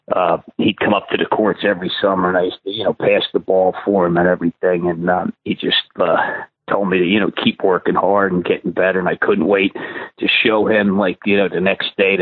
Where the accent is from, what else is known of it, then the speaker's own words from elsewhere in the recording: Baltimore, Maryland, United States; as a kid growing up in Baltimore